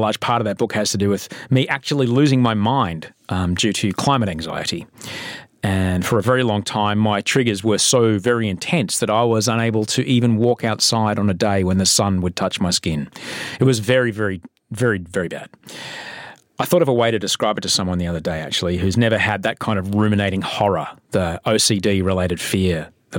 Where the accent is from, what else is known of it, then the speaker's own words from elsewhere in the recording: Sydney, New South Wales, Australia; also born or lived in London / Adelaide / Brisbane / Los Angeles; I'm a TV guy and book writing guy from Sydney, Australia. I was from London and then Adelaide and then Brisbane, then Adelaide and then Sydney and then Los Angeles and now Sydney again.